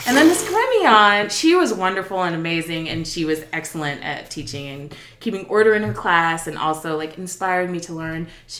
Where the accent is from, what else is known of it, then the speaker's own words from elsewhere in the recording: Houston, Texas, United States; I am from Houston, Texas.